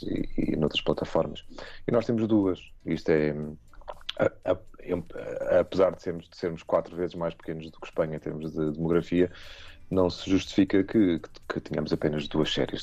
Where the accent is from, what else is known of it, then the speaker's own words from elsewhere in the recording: Portugal; nós somos portugueses